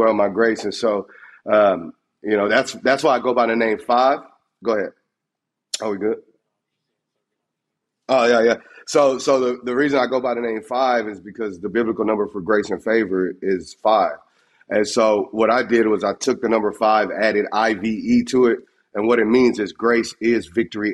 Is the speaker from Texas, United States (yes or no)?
yes; Texas, United States; I'm from Texas.